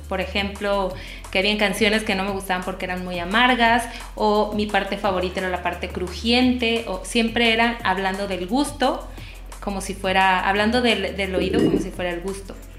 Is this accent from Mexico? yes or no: yes; Tabasco, Mexico; soy de Tabasco